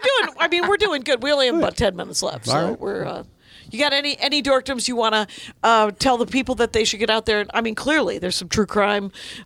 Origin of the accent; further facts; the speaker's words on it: Wisconsin, United States; I'm from Wisconsin. There's not a lot of raccoons there.